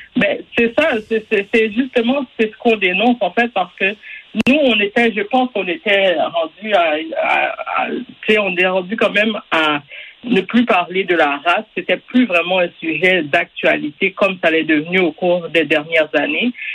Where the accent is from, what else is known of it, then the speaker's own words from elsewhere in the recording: Quebec, Canada; On est tous des Québécois